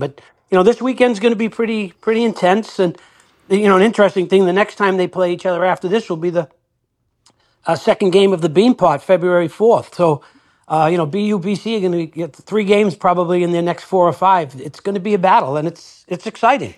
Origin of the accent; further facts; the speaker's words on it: Winthrop, Massachusetts, United States; I'm from Winthrop